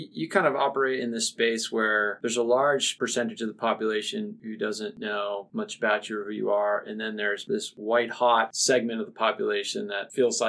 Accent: New Hampshire, United States; now in Missoula, United States; I grew up in New Hampshire

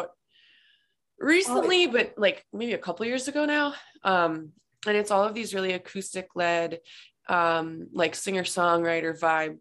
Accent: Massachusetts, United States; moved away as an adult; now in Los Angeles, United States; I am based in LA, but I'm from Massachusetts. I moved here in July of 2019

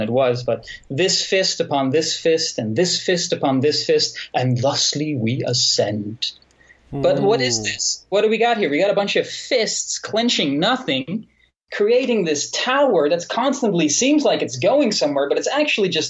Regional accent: Netherlands; I grew up in the Netherlands. You know, I'm from the Netherlands

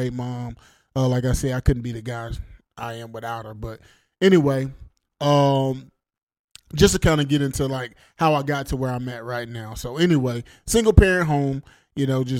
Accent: Rome, Georgia, United States; I grew up here in Rome, Georgia. Been here all my life

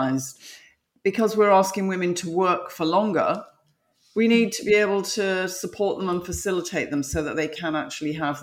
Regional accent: London, United Kingdom; moved away as an adult; now in United States; I'm from London, I'm now living in America.

